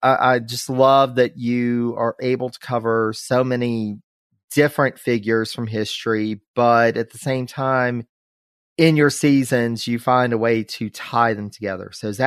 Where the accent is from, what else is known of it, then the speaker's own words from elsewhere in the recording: North Carolina, United States; my home state of North Carolina.